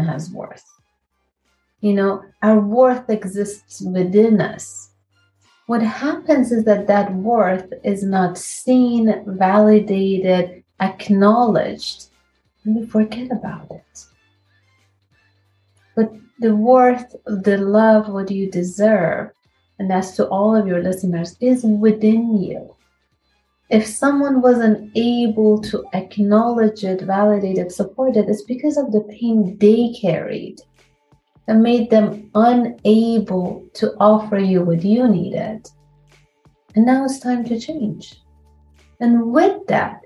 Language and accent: English; Iran; moved away as an adult; I'm from Iran. I came here about 22 years ago now